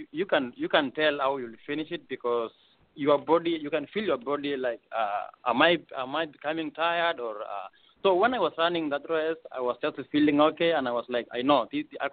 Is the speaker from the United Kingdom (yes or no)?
no; Eldoret, Uasin Gishu County, Kenya; moved away as an adult; now in Anchorage, United States; I'm from Eldoret, Kenya.